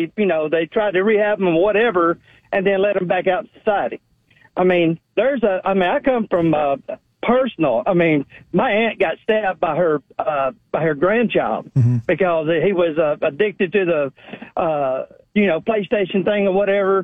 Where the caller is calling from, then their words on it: Atlanta, Georgia, United States; from Atlanta. How are y'all?